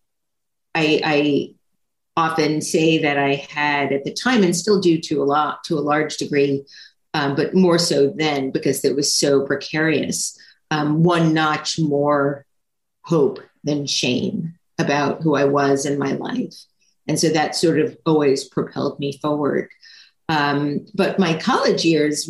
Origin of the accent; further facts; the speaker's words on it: New York, United States; also born or lived in Long Island / Albany / Manhattan; I'm a native New Yorker. I was born in New York City, but I only lived in the boroughs of New York City until sixth grade, and then 6th through 12th lived on Long Island